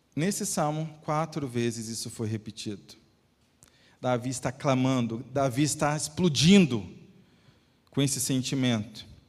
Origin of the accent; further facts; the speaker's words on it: Espírito Santo, Brazil; now in Alfenas, Brazil; fomos para o meu estado natal, minha esposa e eu, e lá, né, na capital, uma cidade muito bonita. Tem uma ponte que liga a cidade de Vitória à cidade de Vila Velha